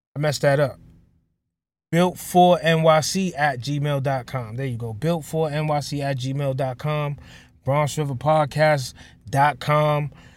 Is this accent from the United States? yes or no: yes; New York City, New York, United States; I'm from Stratford Ave, which is not too far. It's two blocks from Bronx River